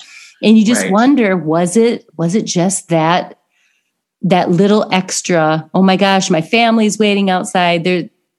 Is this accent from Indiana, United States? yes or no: yes; Indiana, United States; I'm from Indiana.